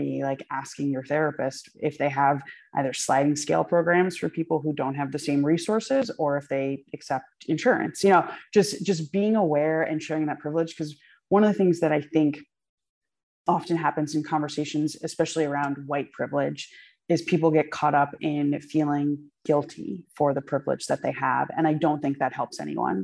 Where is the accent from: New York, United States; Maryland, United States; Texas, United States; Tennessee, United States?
New York, United States; Poughkeepsie; I was born in Poughkeepsie, New York. Like, I am an American